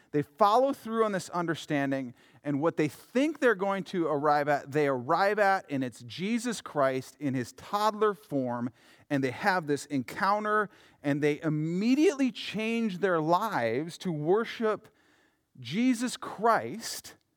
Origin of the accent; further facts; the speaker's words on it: Yankton, South Dakota, United States; now in Minnesota, United States; I'm from Yankton